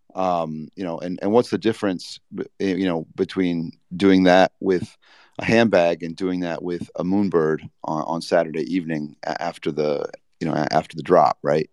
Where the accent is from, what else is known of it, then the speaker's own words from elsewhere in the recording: Indiana, United States; I grew up in Indiana skateboarding